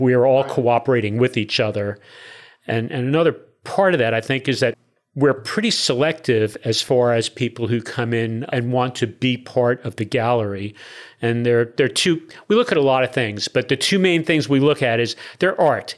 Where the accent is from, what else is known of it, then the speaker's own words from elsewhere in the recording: Newark, New Jersey, United States; moved away as an adult; also born or lived in Spring/Tomball area, Texas; now in Tomball, United States; born and raised in Newark, New Jersey